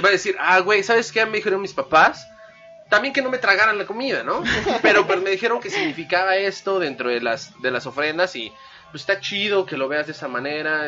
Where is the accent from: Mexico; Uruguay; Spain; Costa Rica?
Mexico; es algo que nos distingue, algo único como mexicanos